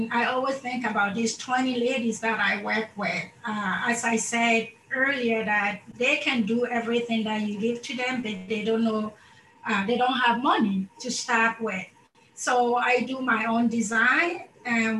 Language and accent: English; Ghana; moved away; also born or lived in Madagascar; I come from Ghana, and so I moved to Madagascar, and I lived there for over 19 years